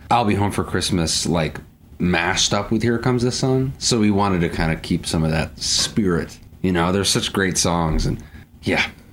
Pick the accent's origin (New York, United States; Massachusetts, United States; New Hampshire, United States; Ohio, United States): New Hampshire, United States; Portsmouth; moved away as an adult; also born or lived in Boston, United States; now in Nashville, United States; born and raised in Portsmouth, New Hampshire.